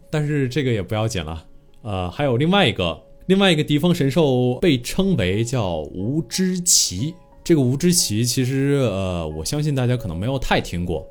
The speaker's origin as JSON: {"language": "Chinese", "country": "China", "said": "这点我觉得我们中国人民真的非常非常了不起"}